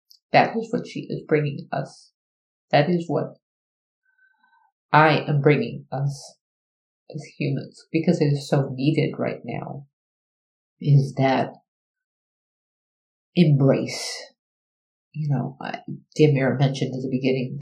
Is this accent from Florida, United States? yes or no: yes; Miami, Florida, United States; I was raised in Miami